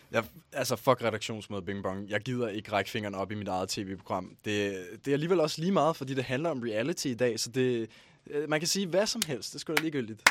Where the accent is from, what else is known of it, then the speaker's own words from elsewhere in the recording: Ballerup, Capital Region of Denmark, Denmark; jeg er fra Ballerup